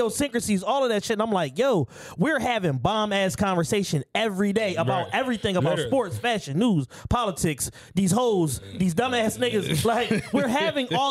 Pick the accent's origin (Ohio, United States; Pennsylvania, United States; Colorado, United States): Pennsylvania, United States; Philadelphia; I grew up on 54th, 55th, 58th. I lived everywhere in Southwest